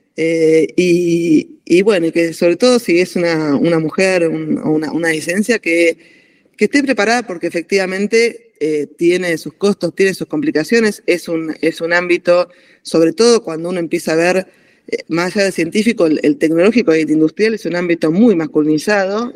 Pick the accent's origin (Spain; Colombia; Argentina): Argentina; Bariloche, Río Negro; also born or lived in Necochea, Buenos Aires Province; Yo nací en Necochea, provincia de Buenos Aires, pero en realidad desde muy chiquita. Eh, mi, papá es ingeniero civil, por lo tanto íbamos por el país haciendo, siguiendo su carrera. Y eh, a los cuatro años ya nos mudamos a Bariloche